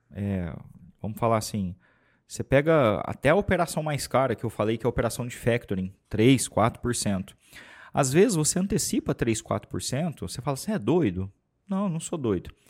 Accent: Franca, São Paulo, Brazil; Para começar, é... nós somos de Franca, a cidade mais mineira do estado de São Paulo.

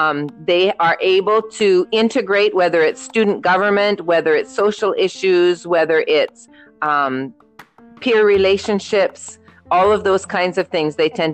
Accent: Canada; also born or lived in Trinidad and Tobago; as Nikki mentioned, I'm Canadian and Trinidadian. And so we were looking at options for our kids to either go to Trinidad or Canada.

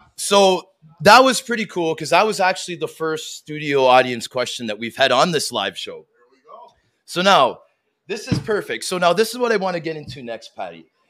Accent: Canada; as a Canadian family, my siblings and I all embraced a sport growing up

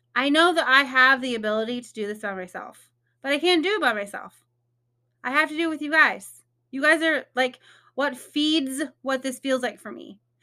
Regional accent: Indiana, United States; moved away as an adult; now in Texas, United States; I'm originally from Indiana.

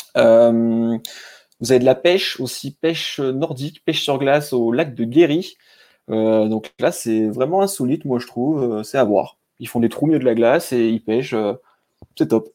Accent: a small village near Clermont-Ferrand, Auvergne-Rhône-Alpes, France; j'ai grandi à Talente, dans un petit village euh, à côté de Clermont-Ferrand.

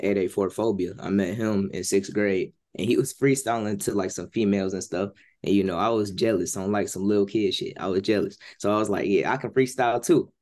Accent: Mount Clemens, Michigan, United States; I actually live 20 minutes away from Detroit

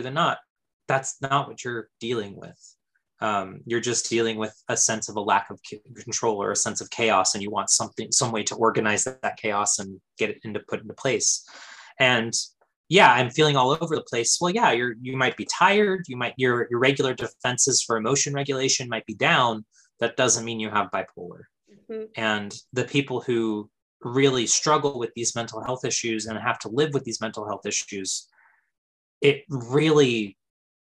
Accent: California, United States; we're both from California

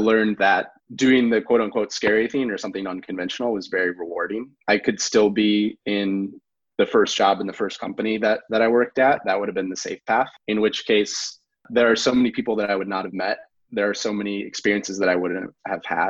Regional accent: outside of Chicago, Illinois, United States; moved away as an adult; also born or lived in Los Angeles; I grew up outside of Chicago.

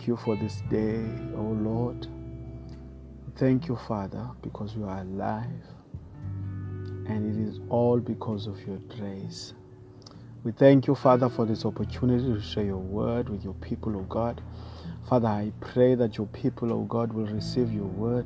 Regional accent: South Africa; I come all the way from South Africa

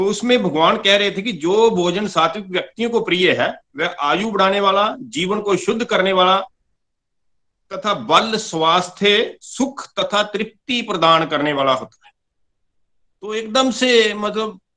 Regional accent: Pathankot, Punjab, India; और मैं पठानकोट जुग्याल का रहने वाला हूँ पेशे से मैं किसान हूँ

